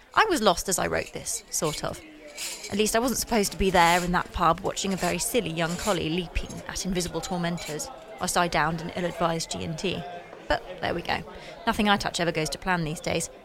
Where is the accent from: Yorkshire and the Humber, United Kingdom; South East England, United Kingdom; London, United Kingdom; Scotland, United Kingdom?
South East England, United Kingdom; Sussex; I grew up in Sussex, and not until last week did I take the path across the estate that I passed each day on the way to school.